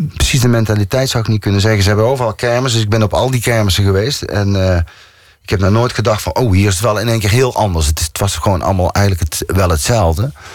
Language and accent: Dutch; North Brabant, Netherlands; accent: zachte G; moved away as an adult; now in Amsterdam, Netherlands; ik ben wel Brabander. Ik kom daar vandaan.